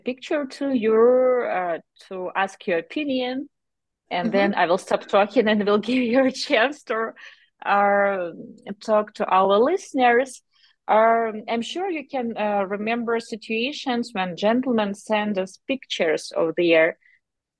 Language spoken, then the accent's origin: English; Ukraine; by our accents, probably you have already guessed that we are from Ukraine.